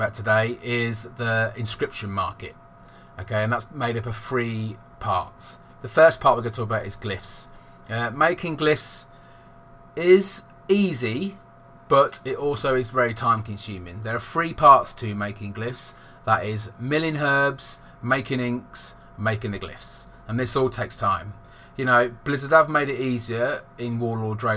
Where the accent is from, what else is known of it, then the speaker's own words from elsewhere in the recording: England, United Kingdom; I'm from England and I'm 39